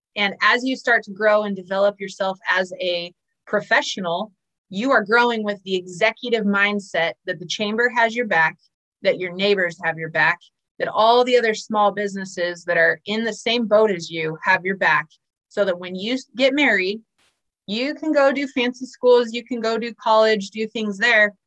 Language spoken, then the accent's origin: English; San Diego, California, United States; moved away as an adult; now in Iowa, United States; I'm originally from San Diego